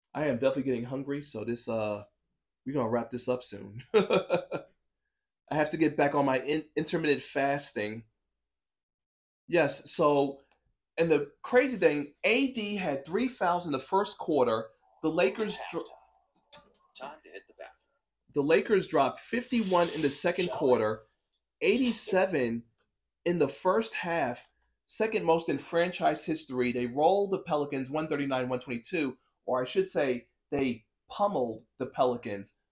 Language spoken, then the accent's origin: English; New York, United States; As a New Yorker